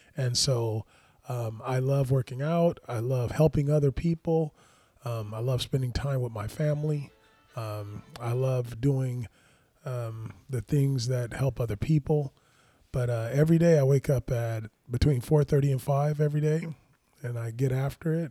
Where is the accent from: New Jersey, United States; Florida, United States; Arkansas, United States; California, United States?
California, United States; Los Angeles; born or raised there